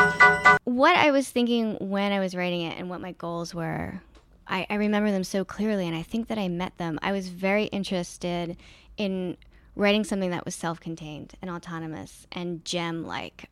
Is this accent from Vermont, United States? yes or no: no; Philadelphia, Pennsylvania, United States; moved away; the city that I grew up in. And I found that I really loved a lot of it. And one of the things I like about Philly